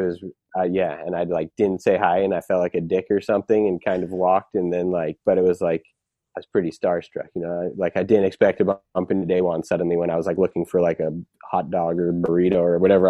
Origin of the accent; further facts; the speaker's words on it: Waltham, Massachusetts, United States; also born or lived in Southborough, Massachusetts; that's where I lived till I was ten. Um, and then I moved